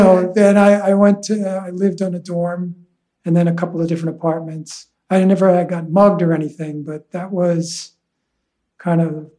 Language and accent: English; Huntington, New York, United States; also born or lived in Manhattan, New York City; And so I grew up on Long Island.